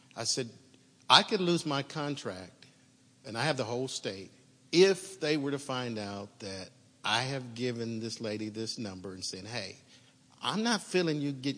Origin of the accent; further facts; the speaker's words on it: Oklahoma City, Oklahoma, United States; now in Stillwater, United States; I was born and raised in Oklahoma City, and I ended up in Chillwater.